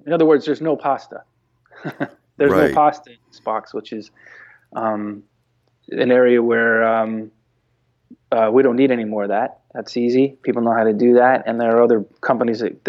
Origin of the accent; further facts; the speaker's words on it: Bay Area, California, United States; I'm from the Bay Area.